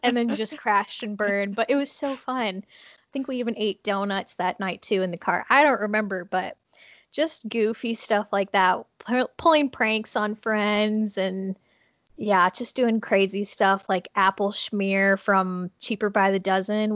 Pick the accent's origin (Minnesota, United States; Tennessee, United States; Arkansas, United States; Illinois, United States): Minnesota, United States; moved away; I actually grew up in Minnesota and am living here again right now